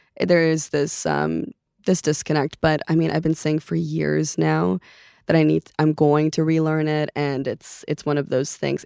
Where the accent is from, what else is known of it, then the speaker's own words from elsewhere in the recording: Los Angeles, California, United States; first language Norwegian; English is a second language; also born or lived in Oslo, Norway; I grew up in West Hills, Canoga Park area